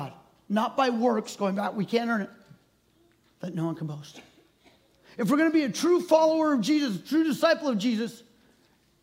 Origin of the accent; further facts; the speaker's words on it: Maple Valley, Washington, United States; I was born and raised in Maple Valley, grew up around Tahoma Elementary